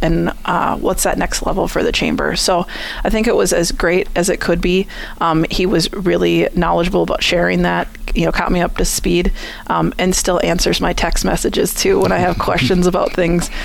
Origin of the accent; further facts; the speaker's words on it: Minnesota, United States; moved away as an adult; also born or lived in Eau Claire, Wisconsin; now in Chippewa Falls, United States; I'm originally from Minnesota